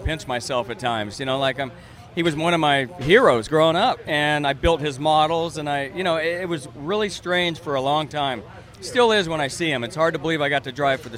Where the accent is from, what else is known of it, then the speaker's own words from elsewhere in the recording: San Luis Obispo, California, United States; also born or lived in Santa Maria, California; I grew up in the central coast of California, San Luis Obispo and Santa Maria